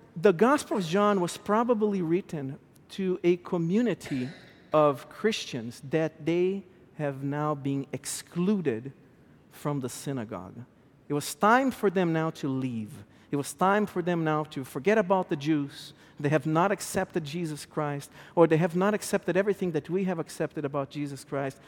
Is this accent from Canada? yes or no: no; Brazil; English is a second language; moved away as an adult; now in United States; I was born and raised in South America, Brazil. I came to this country about fifteen, sixteen years ago with my wife that is also Brazilian. At home, we speak Eng, we speak Portuguese to our, to our kids.